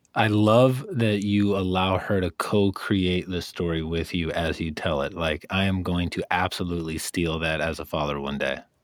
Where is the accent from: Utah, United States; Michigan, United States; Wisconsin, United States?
Wisconsin, United States; I lived in Wisconsin